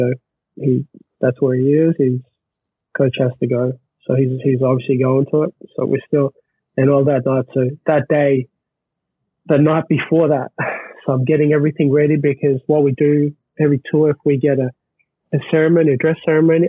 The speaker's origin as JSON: {"language": "English", "country": "Australia", "said": "being an Australian"}